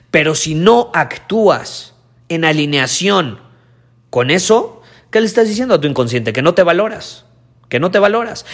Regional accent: Mexico; los que no teníamos papás alemanes o suizos y éramos como los mexicanos

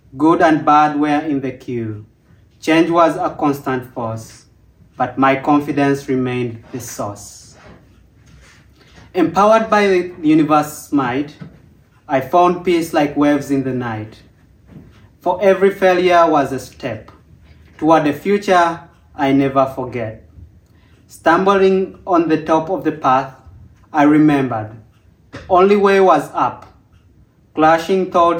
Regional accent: Uganda; moved away

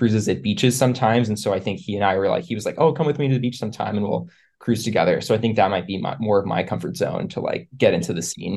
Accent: East Coast, United States; moved away as an adult; now in San Francisco, United States; I live in San Francisco. I grew up on the East Coast, but I've been out here for about 5 years now.

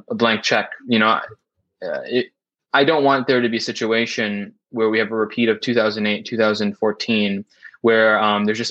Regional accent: United States; I am an American

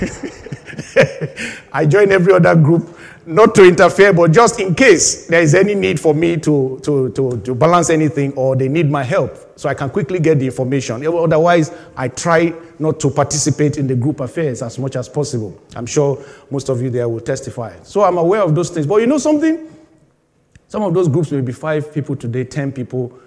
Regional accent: Nigeria; moved away as an adult; now in United Kingdom; I just left Nigeria at that time, about 5 years

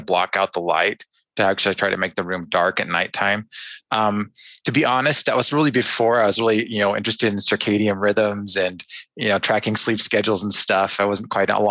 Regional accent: Anchorage, Alaska, United States; also born or lived in Fairbanks, Alaska; I was born in Fairbanks, and then my family moved to Anchorage about a year later. So growing up there

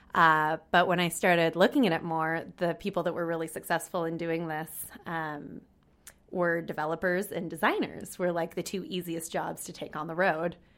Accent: California, United States; moved away; also born or lived in San Francisco; I'm twenty-six and I'm from California in the United States

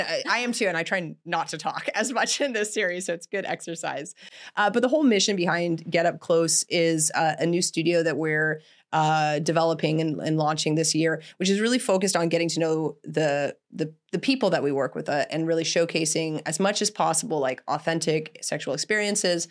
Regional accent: Canada; I grew up in Canada

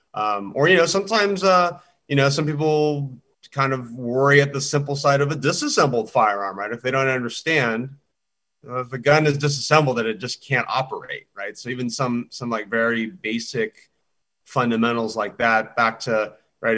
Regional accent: Southern California, United States; growing up in Southern California

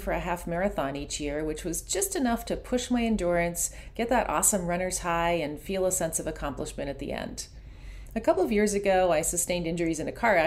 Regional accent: Ontario, Canada; There are a lot of lakes around where I grew up in Ontario.

